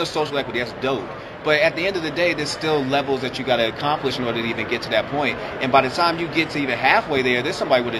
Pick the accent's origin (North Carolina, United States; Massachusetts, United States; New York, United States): Massachusetts, United States; Boston; now in Atlanta, United States; my hometown of Boston and my home state, Massachusetts